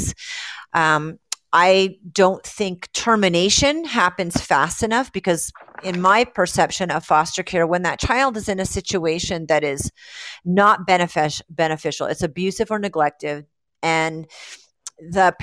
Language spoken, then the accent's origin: English; Rhode Island, United States; moved away; I was raised in Rhode Island, and I flew back to Rhode Island.